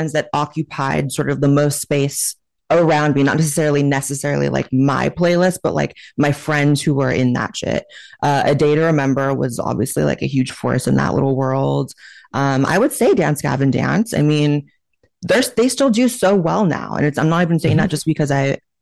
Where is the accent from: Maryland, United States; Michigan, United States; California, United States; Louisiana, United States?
California, United States; Chico; moved away as an adult; also born or lived in Hollywood, California; now in Austin, United States; I grew up in a town called Chico, California